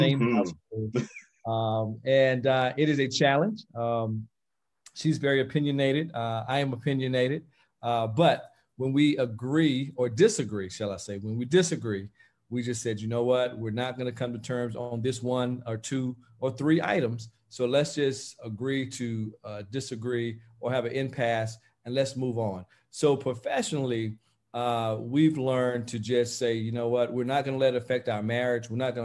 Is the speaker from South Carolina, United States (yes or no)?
yes; Aiken County, South Carolina, United States; as a young boy, growing up in Aiken County